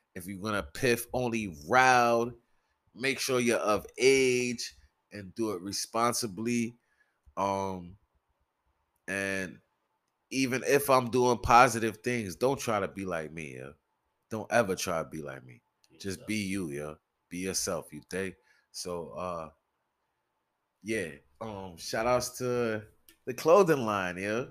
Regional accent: New York City, New York, United States; I'm from the Bronx, from Soundview Projects

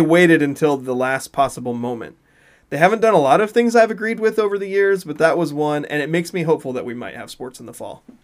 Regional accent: Hawaii, United States; moved away; I grew up in Hawaii

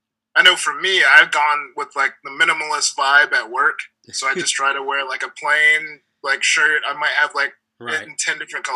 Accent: Lakeland, Florida, United States; I was born in Lakeland, Florida, which is like 45 minutes outside of Tampa.

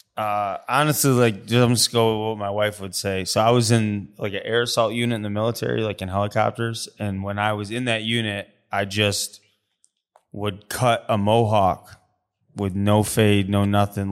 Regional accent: Syracuse, New York, United States; I grew up in Syracuse

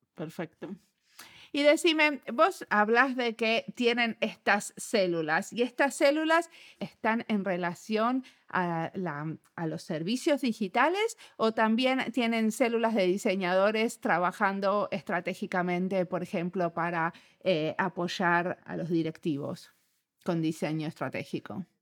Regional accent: Argentina; somos argentinos y argentinos

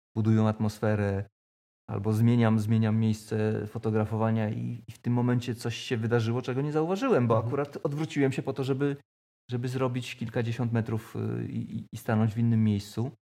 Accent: Koszalin, West Pomeranian Voivodeship, Poland; moved away as an adult; now in Toruń, Poland; urodziłem się w Koszalinie

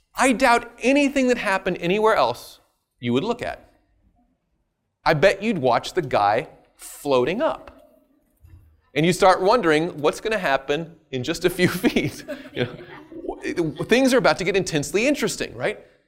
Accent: the South, United States; I'm from the South

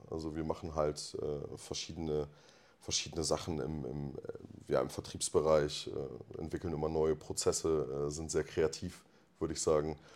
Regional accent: Delmhorst, Lower Saxony, Germany; also gebürtig komme ich quasi aus äh, äh dem, dem dunkelsten Fleck Deutschlands, Delmhorst.

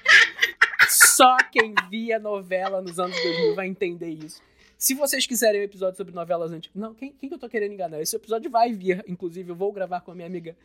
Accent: Brazil; eu nunca saí do Brasil

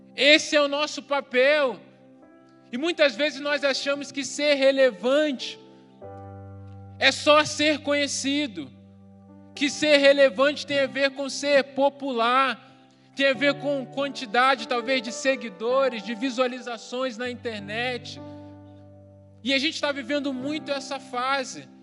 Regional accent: Rio de Janeiro, Brazil; eu cresci num bairro no Rio de Janeiro que não era muito urbanizado na época

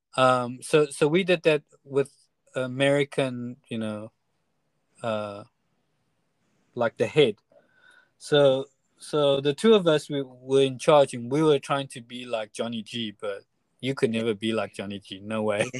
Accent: Taiwan; we're from Taiwan and our experience was from Taiwan

